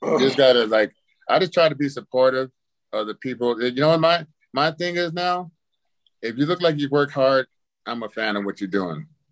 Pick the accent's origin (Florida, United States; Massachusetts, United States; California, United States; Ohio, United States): California, United States; Palm Springs; growing up in Palm Springs